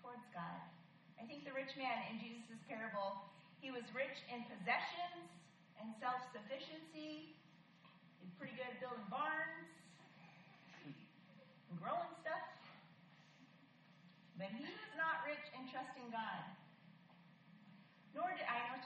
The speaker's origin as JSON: {"language": "English", "region": "Michigan", "country": "United States", "tie": "born or raised there", "said": "I was born in Michigan."}